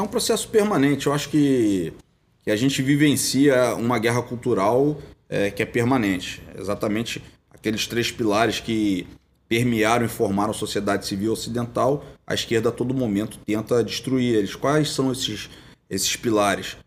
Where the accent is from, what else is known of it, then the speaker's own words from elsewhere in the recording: Região dos Lagos, Rio de Janeiro, Brazil; Eu fui advogado lá na minha região, região dos Lagos